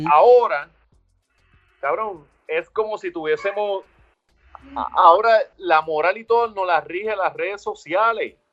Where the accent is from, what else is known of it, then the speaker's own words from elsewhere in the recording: Ponce, Puerto Rico; yo vengo de Ponce